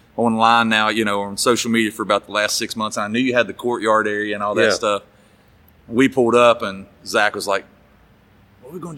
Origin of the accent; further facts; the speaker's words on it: West Virginia, United States; moved away as an adult; also born or lived in Nashville, Tennessee; now in Dickson, United States; I'm from West Virginia, born and bred, and lived there for 31 years